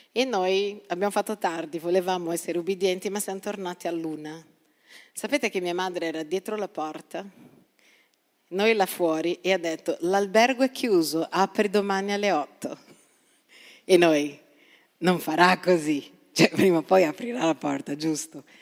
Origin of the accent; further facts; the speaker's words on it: Brazil; now in Italy; sono nata in Brasile